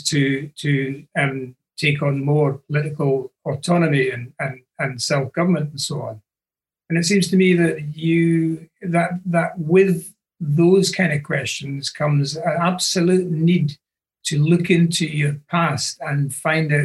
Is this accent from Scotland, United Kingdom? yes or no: yes; Scotland, United Kingdom; being Scottish